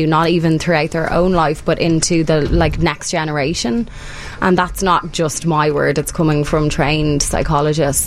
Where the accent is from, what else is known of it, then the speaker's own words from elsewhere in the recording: Ireland; now in United States; as an Irish immigrant